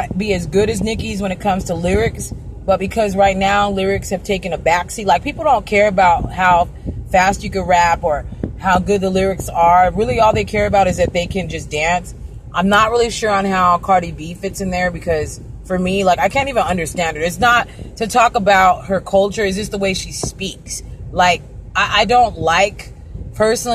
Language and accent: English; Arizona, United States; also born or lived in California; I'm from California, born in California, raised in Arizona, predominantly through my life